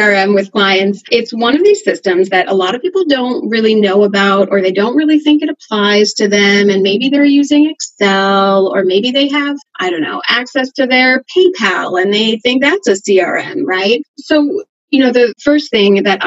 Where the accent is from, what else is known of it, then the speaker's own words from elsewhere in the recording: Switzerland; moved away as an adult; now in Seattle, United States; I grew up in Switzerland, so my career was over there for the first part